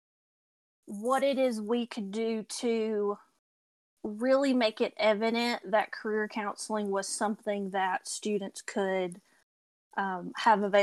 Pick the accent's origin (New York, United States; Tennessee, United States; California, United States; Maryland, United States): Tennessee, United States; now in Asheville, United States; I am Tennessee born, so you may hear my accent come through